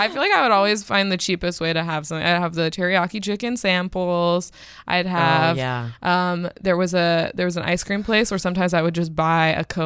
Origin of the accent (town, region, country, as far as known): California, United States